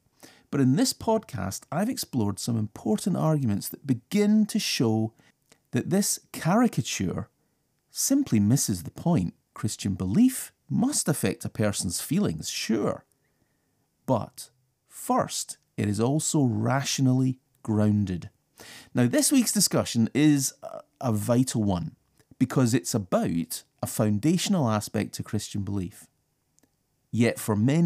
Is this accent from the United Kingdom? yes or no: yes; United Kingdom; I'm British, so I live in a pretty changeable climate.